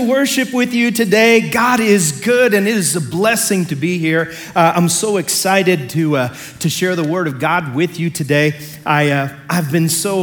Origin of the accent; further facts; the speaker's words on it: Pike County, Illinois, United States; I come from Pike County, Illinois